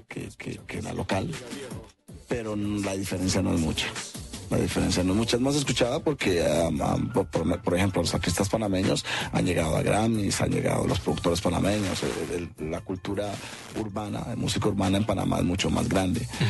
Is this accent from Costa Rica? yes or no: yes; Costa Rica; las personas de color en Costa Rica, los negros, los prodescendientes, ah, venimos de la mayoría de Jamaica.